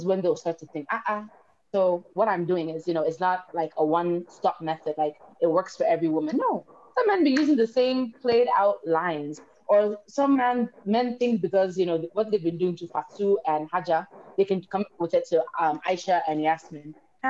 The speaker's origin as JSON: {"language": "English", "country": "South Africa", "tie": "born or raised there", "lives_now": "Sierra Leone", "said": "because I grew up in South Africa after I left the state."}